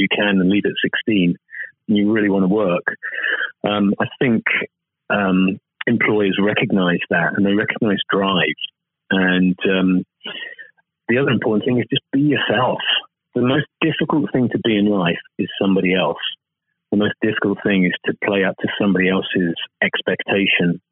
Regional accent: United Kingdom; speaking as a Brit

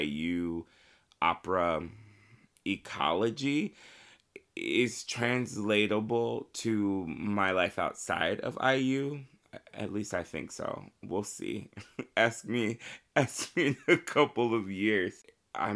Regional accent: Marion, Indiana, United States; I am from Marion, Indiana. I started singing with my great-grandmother in our church choir, Calvary Missionary Baptist Church in Marion, Indiana. And I was probably maybe 3 or 4 at the time

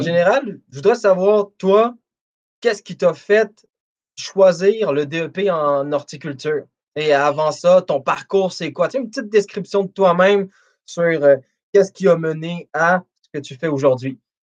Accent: Montreal, Quebec, Canada; je suis de Montréal

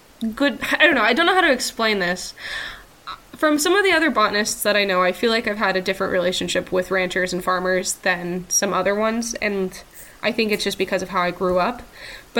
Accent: southern Utah, United States; also born or lived in Salt Lake City; now in Eastern Washington, United States; I grew up in a very rural place.

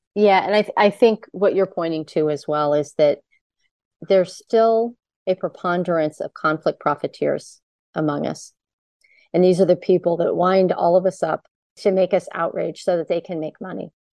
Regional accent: United States; growing up in America

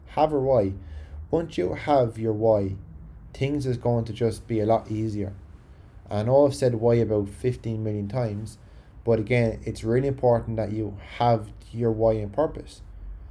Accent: County Carlow, Ireland; accent: Carlow; my Carlo accent

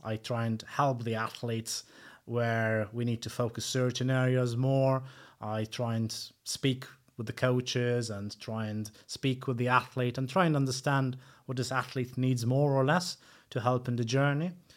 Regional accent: Malta; moved away as an adult; now in United Kingdom; I'm originally from Malta

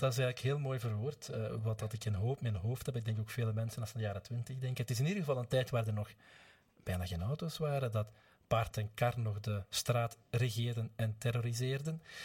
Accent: Gingelom, Flanders, Belgium; in het kleine gehucht Montenaken, waar ik vandaan kom, dat is een deel van Gingelom

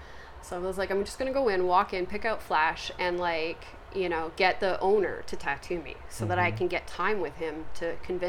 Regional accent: England, United Kingdom; born there; moved away; And I was born in England

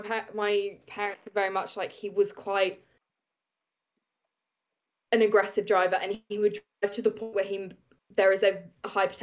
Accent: Reading, South East England, United Kingdom; I grew up in Reading

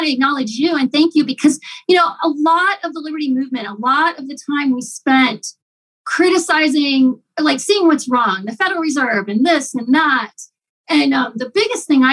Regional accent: Ohio, United States; moved away; My husband and I grew up in Ohio

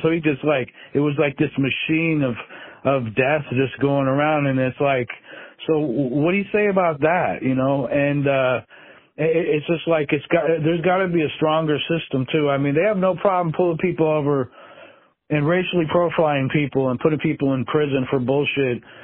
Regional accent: Alaska, United States; growing up in Alaska

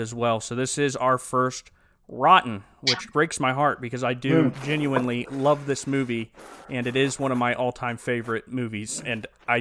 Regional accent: Ohio Valley and down south, United States; we grew up in the Ohio Valley and down south

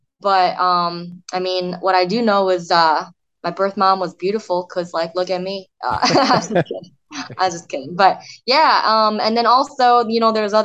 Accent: Michigan, United States; also born or lived in South Korea; I grew up in Michigan and grew up in a very white, suburban, wholesome neighborhood.

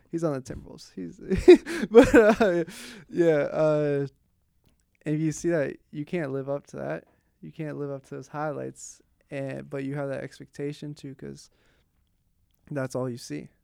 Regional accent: Pittsburgh, Pennsylvania, United States; I grew up in Pittsburgh

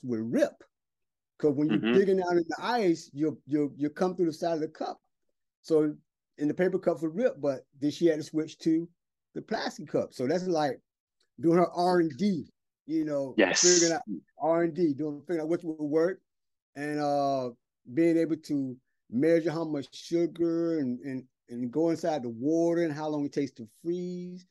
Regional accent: Brunswick, Georgia, United States; moved away as an adult; now in Shanghai, China; I'm from South Georgia where it's hot

